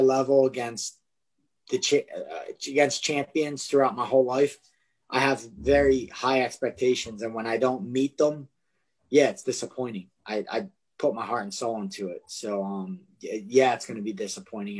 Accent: Philadelphia, Pennsylvania, United States; I grew up in Kensington, which is like probably possibly one of the most drug ridden, terrible places in Philadelphia to grow up.

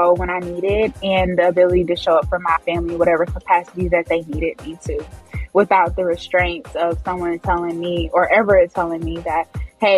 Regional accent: Houston, Texas, United States; I am from Houston, Texas.

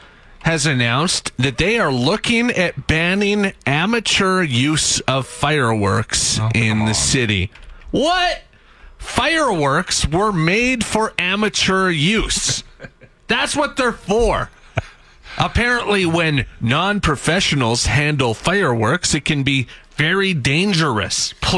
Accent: Edmonton, Alberta, Canada; It's my right as a Canadian, an Albertan, and an Edmontonian

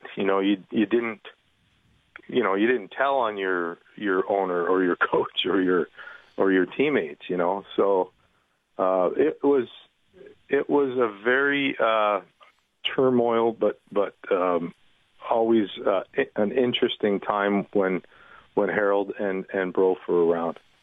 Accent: Toronto, Ontario, Canada; born and raised in Toronto

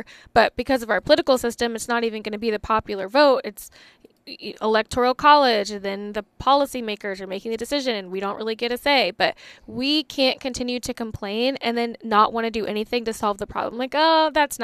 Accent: Virginia, United States; I'm from Virginia

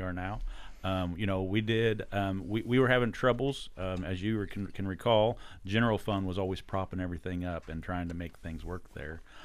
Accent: Bolivar, Missouri, United States; also born or lived in Alton, Illinois; I'm from Bolivar. So I graduated high school from Bolivar

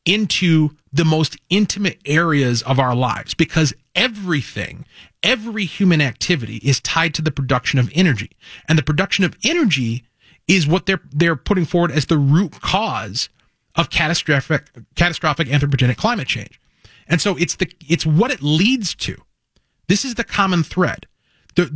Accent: Cottage Grove, Minnesota, United States; Cottage Grove, my hometown

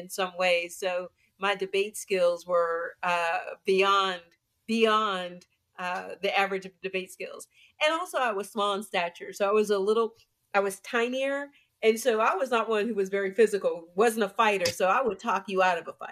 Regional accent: Pittsburgh, Pennsylvania, United States; moved away; I'm originally from Pittsburgh, and I rep my 412, as I say all the time, hard. Believe in my city that I am from. And, you know, grew up with, like most, you know, Black folks in the 60s, you know, grew up in the inner city

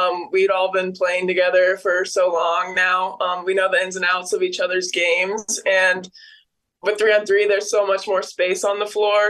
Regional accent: Crete, Nebraska, United States; Most of the time, I just say a small town, and then they ask me for the name, and I'll say Crete.

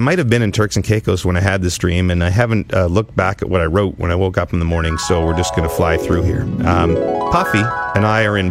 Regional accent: Ottawa, Ontario, Canada; In the nation's capital, my hometown.

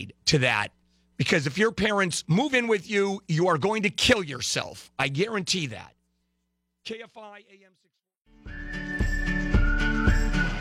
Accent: Brazil; moved away; South America, where I was born in Brazil

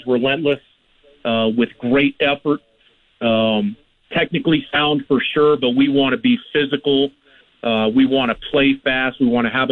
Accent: Los Angeles, California, United States; moved away as an adult; now in Regina, Canada; I grew up in Los Angeles, and I got into coaching pretty early, so I've lived in a lot of different spots, but I grew up in Southern California

